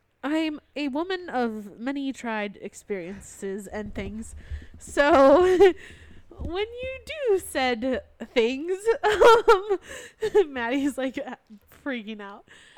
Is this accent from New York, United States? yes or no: no; Wisconsin, United States; accent: Wisconsin; I'm from Wisconsin.